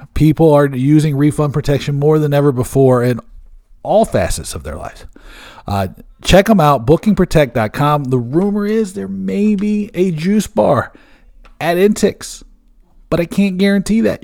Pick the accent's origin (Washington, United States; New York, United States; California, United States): Washington, United States; Seattle; also born or lived in Bremerton, Washington; Seattle, my hometown, Seattle. I was born in Bremerton